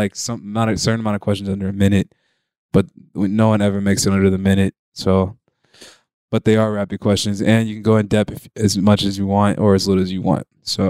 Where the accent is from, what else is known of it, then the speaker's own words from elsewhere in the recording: Atlanta, Georgia, United States; growing up in Atlanta